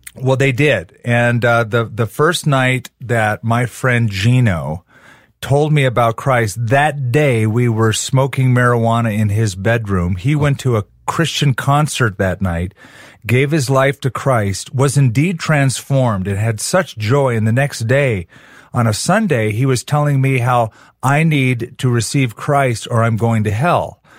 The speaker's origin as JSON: {"language": "English", "region": "Southern California", "country": "United States", "tie": "born or raised there", "moved": "yes", "lives_now": "Albuquerque, United States", "said": "I was raised in Southern California"}